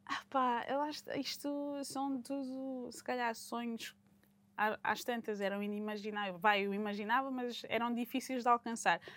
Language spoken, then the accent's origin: Portuguese; Portugal; moved away; voltar a Portugal, ao meu país, estar com a minha família